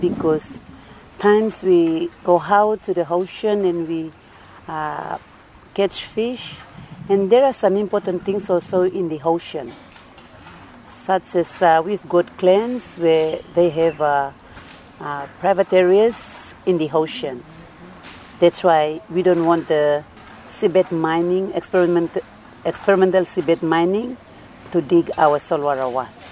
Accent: Duke of York Islands, East New Britain, Papua New Guinea; I came from East New Britain in the of York Islands.

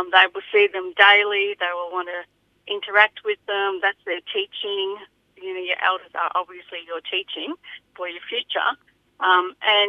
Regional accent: Echuca, Victoria, Australia; also born or lived in Balranald area, New South Wales; I was born in Echuca

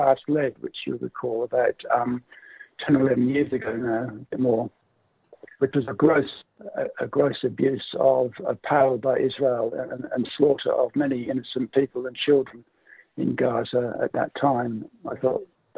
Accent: England, United Kingdom; moved away as an adult; now in Australia; I grew up in England. I'm from England. I came to Australia in 1980.

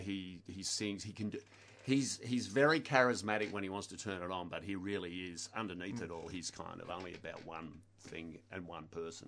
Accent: Blackburn, Victoria, Australia; I grew up in Blackburn.

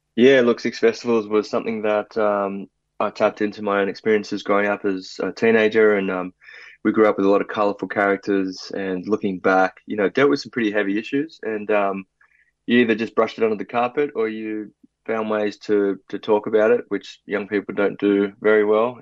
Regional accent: Sydney, New South Wales, Australia; also born or lived in Brazil; growing up in South Sydney, particularly Maroubra, community was everything.

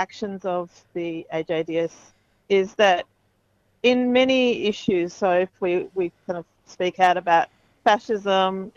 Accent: Israel; now in Australia; though I am Israeli, I'm an Australian, and so for me I'm based here

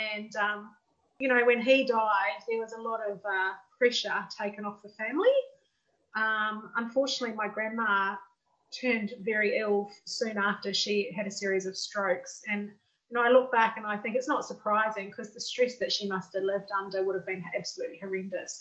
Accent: New Zealand; I grew up in New Zealand too, just like Gillian.

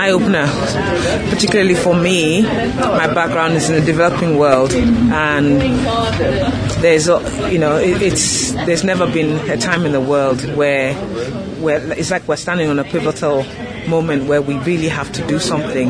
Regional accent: Nigeria; also born or lived in United Kingdom; now in Australia; I grew up in Nigeria

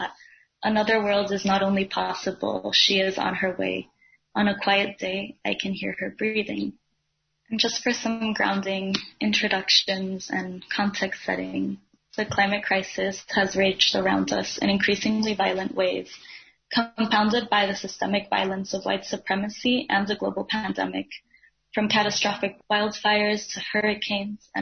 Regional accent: Dominican Republic; now in Brooklyn, New York, United States; I'm a Dominican climate and environmental justice advocate

